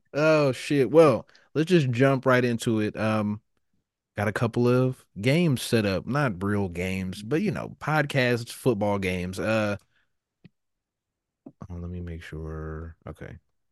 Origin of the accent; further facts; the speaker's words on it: Kansas City, Kansas, United States; I'm from Kansas. What do you want me to do? I'm from Kansas City.